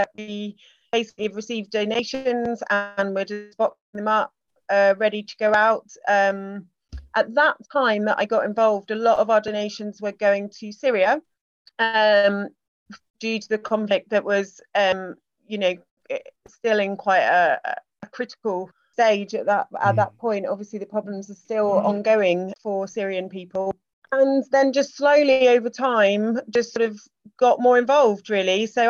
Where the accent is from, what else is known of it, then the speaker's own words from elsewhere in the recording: Singapore; born there; I was born in Singapore. I've always had a British passport, but I studied languages. I've lived abroad.